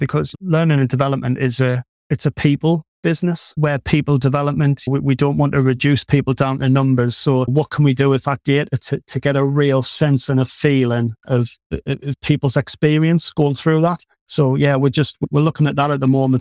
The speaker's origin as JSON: {"language": "English", "region": "North East England", "country": "United Kingdom", "said": "you can probably tell from the accent, I'm from the Northeast"}